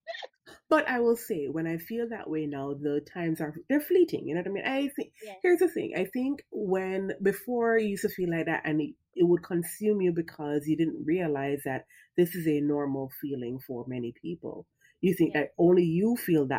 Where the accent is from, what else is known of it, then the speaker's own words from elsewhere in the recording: Jamaica; We're both Jamaican mamas and we have Jamaican moms.